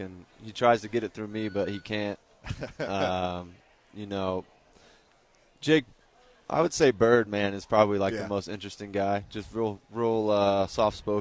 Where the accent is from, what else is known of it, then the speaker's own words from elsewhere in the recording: Texas, United States; I'm a Sooner from Texas